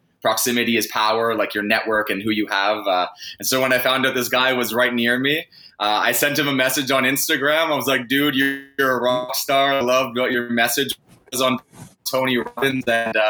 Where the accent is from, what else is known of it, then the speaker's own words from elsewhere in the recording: Vancouver, British Columbia, Canada; moved away as an adult; now in Toronto, Canada; Well, I moved from Vancouver to Toronto about 2.5 years ago, born and bred BC boy